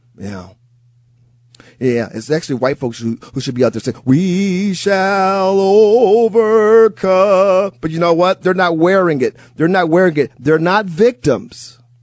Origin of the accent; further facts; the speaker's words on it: Milwaukee, Wisconsin, United States; also born or lived in Chicago; I grew up in Milwaukee, Wisconsin